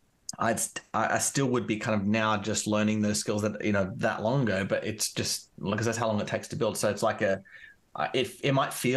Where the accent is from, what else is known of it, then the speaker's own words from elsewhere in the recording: Canberra, Australian Capital Territory, Australia; where I'm from Canberra